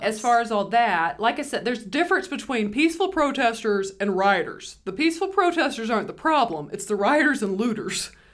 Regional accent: United States; we're American

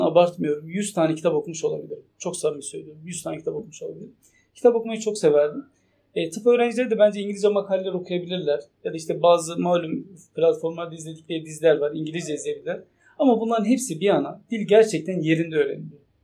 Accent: Turkey; also born or lived in Şırnak / Konya; Türk olduğum için

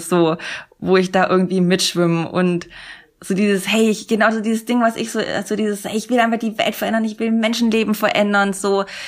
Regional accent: Sindelfingen, Baden-Württemberg, Germany; in Sindelfingen, Böbling, wo ich herkomme

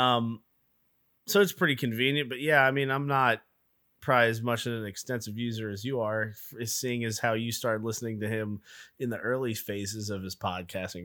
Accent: the South, United States; I'm from the South.

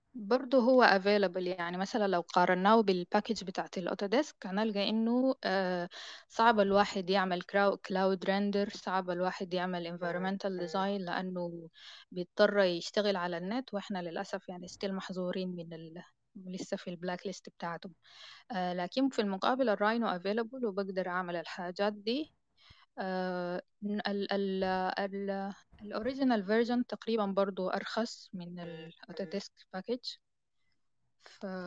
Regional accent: Sudan; البرامج اللي عندنا في السودان

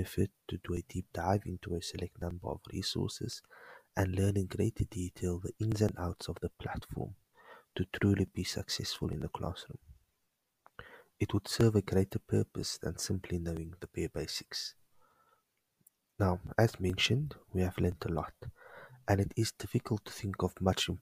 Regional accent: Cape Town, Western Cape, South Africa; I'm from Cape Town

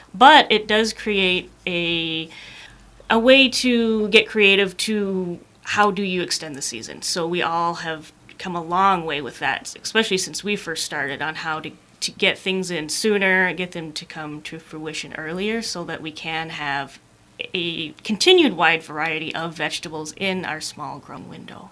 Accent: Calumet, Michigan, United States; moved away as an adult; also born or lived in Colorado; I'm from Calumet originally

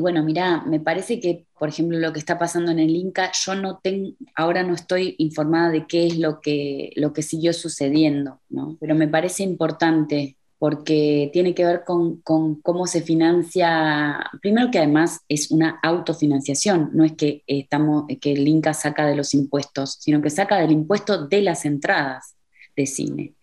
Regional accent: Argentina; moved away as an adult; now in Berlin, Germany; como argentina

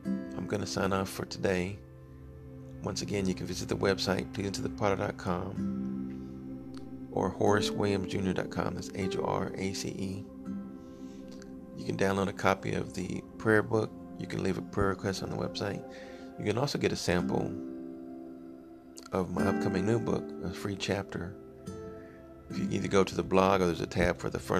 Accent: Texas, United States; my home state of Texas, El Paso, Texas

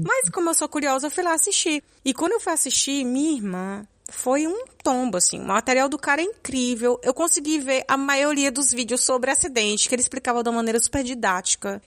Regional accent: Ceará, Brazil; moved away as an adult; now in Netherlands; eu sou cearense, moro na Holanda há. vai fazer quatro anos ano que vem

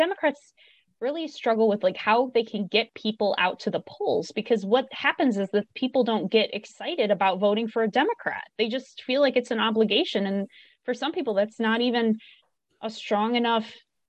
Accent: United States; as an American

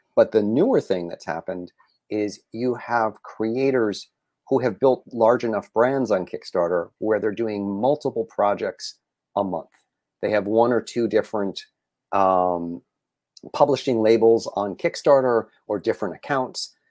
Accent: New England, United States; now in Los Angeles, United States; I grew up in New England, So, I'm a New England sports fan.

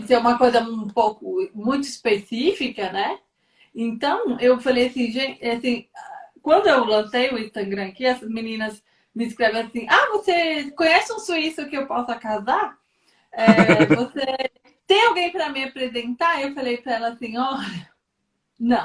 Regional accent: Brazil; moved away; como nós somos brasileiros

